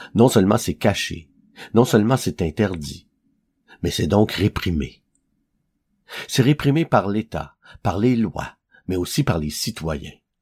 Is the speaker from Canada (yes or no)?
yes; Quebec, Canada; ici, chez nous, au Québec